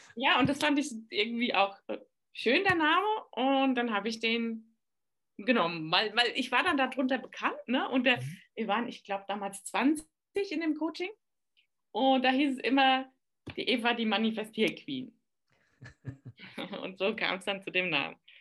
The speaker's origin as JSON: {"language": "German", "town": "Aschaffenburg", "region": "Bavaria", "country": "Germany", "said": "ich komme aus Aschaffenburg, aus dem schönen Aschenbecher, sagt man bei uns"}